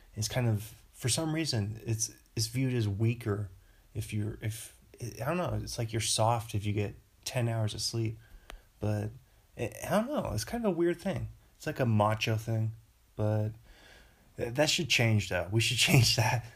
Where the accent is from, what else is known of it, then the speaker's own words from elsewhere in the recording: Bothell, Washington, United States; moved away; back home in Bothell